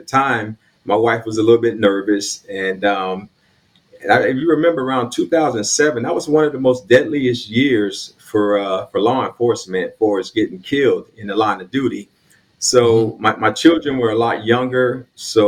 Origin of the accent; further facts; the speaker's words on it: Riviera Beach, Florida, United States; also born or lived in Mississippi / Savannah, Georgia; I am a native of Palm Beach County. I was born in Palm Beach Gardens, the city of Palm Beach Gardens, which is just north of Delray Beach. And I grew up mostly in West Palm Beach, but most of my years I spent in Riviera Beach is where I grew up